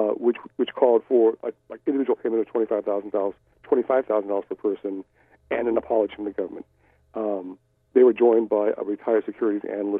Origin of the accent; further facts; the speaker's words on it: Cleveland, Ohio, United States; born there; I was born in Cleveland, Ohio, for no good reason other than the fact that my father got a job from Heart Mountain, Wyoming, to a factory in Cleveland.